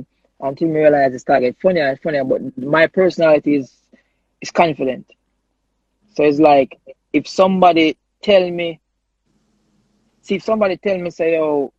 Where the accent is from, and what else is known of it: Jamaica